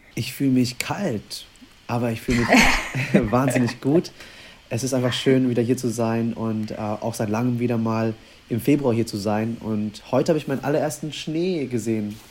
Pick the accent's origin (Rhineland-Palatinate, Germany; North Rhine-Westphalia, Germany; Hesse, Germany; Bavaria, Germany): Bavaria, Germany; moved away as an adult; now in Vietnam; Ich bin aufgewachsen in Bayern, also mit Schweinshaxe, mit Bratwurst